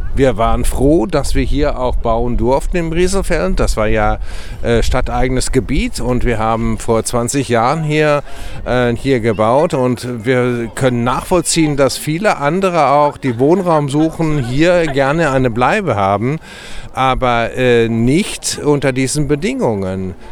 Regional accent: Freiburg, Baden-Württemberg, Germany; als Anwohner und als Freiburger

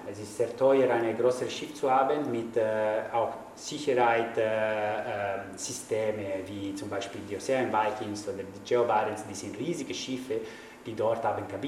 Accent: Italy; German is a second language; ich kann auch sagen, ich bin Italiener, dass es gibt auch viele Leute, die in Italien kommen

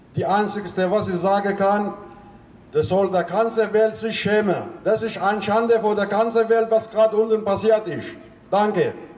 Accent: Rojava, Syria; German is a second language; now in Germany; Ich bin Kurde und ich bin auch stolz. Ich danke jeder Mensch, wo da ist, neben uns steht. Also ich bin, ich komme aus Rojava

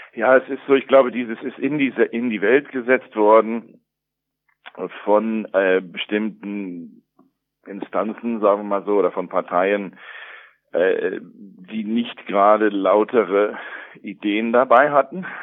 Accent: United States; also born or lived in Germany; now in Brazil; wie bei mir in den USA aufgewachsen ist

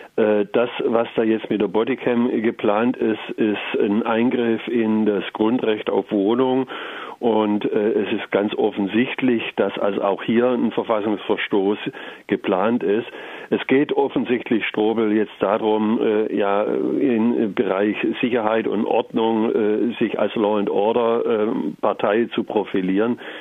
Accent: Germany; bei uns in Deutschland

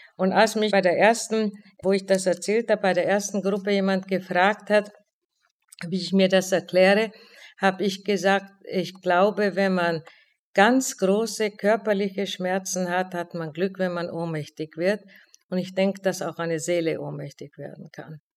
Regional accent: Olomouc, Olomouc Region, Czechia; moved away as an adult; now in Frankfurt, Germany; Ich fuhr nach Olmütz in meine Heimatstadt

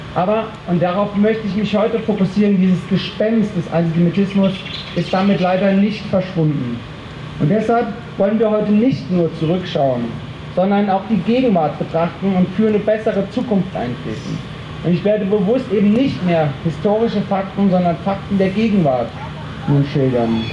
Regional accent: Freiburg im Breisgau, Baden-Württemberg, Germany; als Freiburger

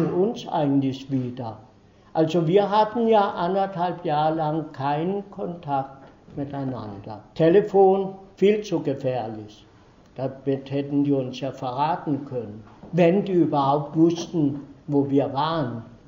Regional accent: Denmark; first language Danish; German is a second language; moved away as an adult; also born or lived in Iceland / Konstanz, Germany; now in Freiburg, Germany; ich bin in Dänemark aufgewachsen, dort zur Schule gegangen

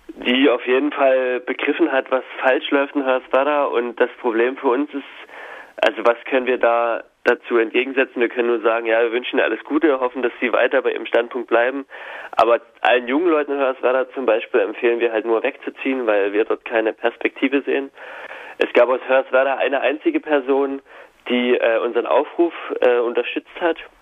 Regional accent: Hoyerswerda, Saxony, Germany; moved away; wir sind allerdings äh, alle dort aufgewachsen in der Stadt

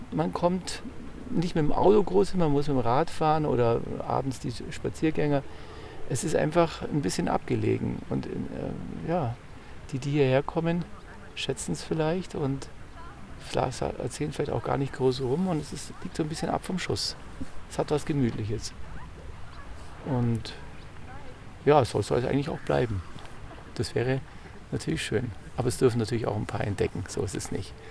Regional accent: Hannover, Lower Saxony, Germany; Also wir, wir kommen tatsächlich nicht von hier, wir kommen aus Hannover

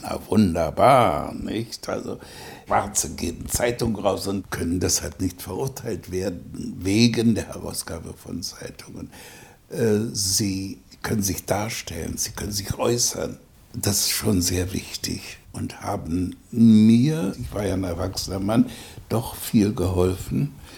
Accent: Germany; das Land meiner Mutter ist meine Heimat

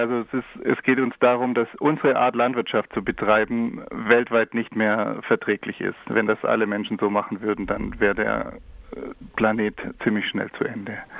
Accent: near Stuttgart, Baden-Württemberg, Germany; Ich komme äh, aus der Nähe von Stuttgart

